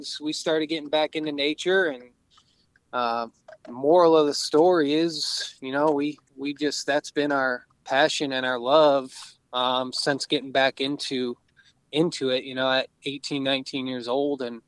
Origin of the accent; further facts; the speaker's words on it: outside of Detroit, Michigan, United States; I grew up outside of Detroit, in a suburb town out there